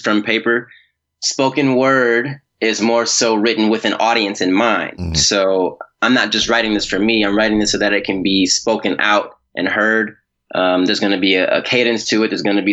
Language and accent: English; Milwaukee, Wisconsin, United States; I grew up in Milwaukee, Wisconsin